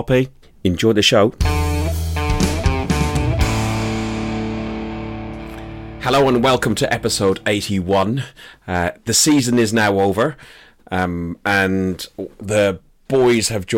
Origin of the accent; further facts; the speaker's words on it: Ireland; accent: Irish; my accent is going to get very Irish